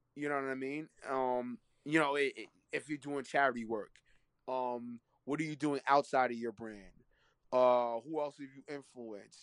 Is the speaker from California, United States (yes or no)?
no; New York City, New York, United States; also born or lived in Laurelton, Queens; I was born in Harlem. You know what I mean? In East Harlem, I was born in.